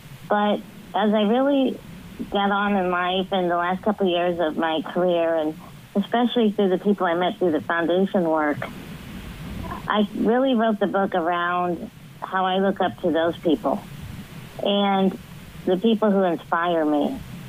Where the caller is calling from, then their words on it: Washington, Illinois, United States; I'm calling from Washington, Illinois.